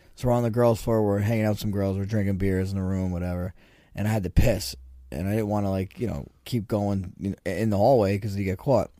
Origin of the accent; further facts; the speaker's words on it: Toms River, New Jersey, United States; when I was a kid, growing up in Tom's River